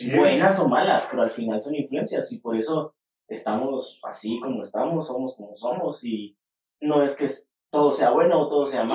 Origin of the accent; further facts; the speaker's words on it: Guatemala; nosotros como guatemaltecos